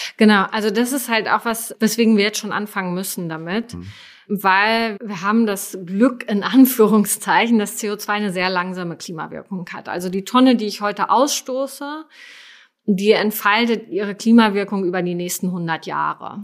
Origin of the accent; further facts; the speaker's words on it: Germany; als Deutsche